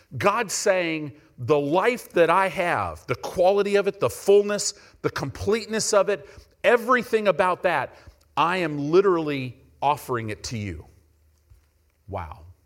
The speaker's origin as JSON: {"language": "English", "country": "United States", "said": "we're American Christians."}